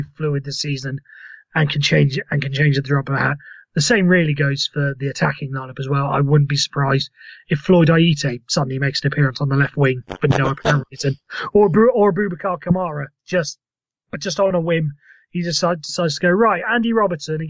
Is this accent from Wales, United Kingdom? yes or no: yes; Wales, United Kingdom; I'm Welsh myself